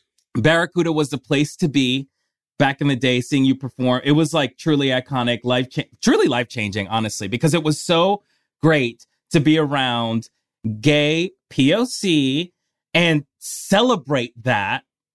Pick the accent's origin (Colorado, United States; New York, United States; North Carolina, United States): New York, United States; Brooklyn; now in Los Angeles, United States; Only because I'm from New York originally.